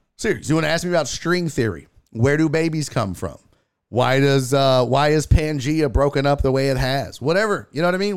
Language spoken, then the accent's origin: English; Houston, Texas, United States; I'm born and raised in Houston, Texas